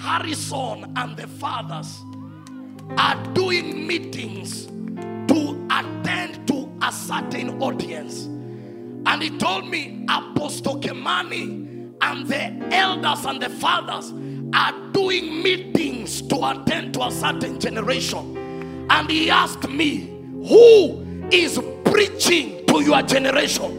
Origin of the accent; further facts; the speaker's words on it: Narok, Narok County, Kenya; moved away; also born or lived in Samburu / Nairobi; I was born in Samburu, raised in Narok, and came to Nairobi because of studies.